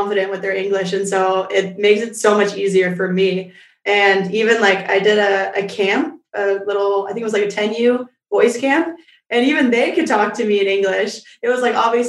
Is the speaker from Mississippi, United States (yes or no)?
yes; Mississippi, United States; I'm from Mississippi